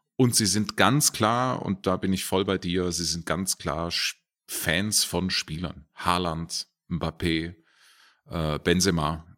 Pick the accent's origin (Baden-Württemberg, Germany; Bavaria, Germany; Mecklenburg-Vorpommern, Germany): Baden-Württemberg, Germany; Herrenberg; now in Munich, Germany; also genauer gesagt komme ich aus Herrenberg